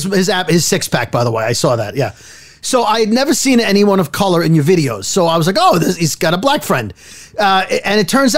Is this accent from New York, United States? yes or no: yes; New York City, New York, United States; growing up in Brooklyn